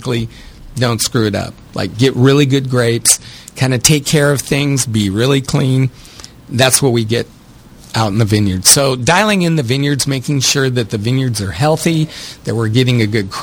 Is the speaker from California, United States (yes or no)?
yes; Escalon, California, United States; moved away as an adult; also born or lived in Fresno / Sonoma County; So I grew up in the Central Valley, just outside of Modesto in a little town called Escalon.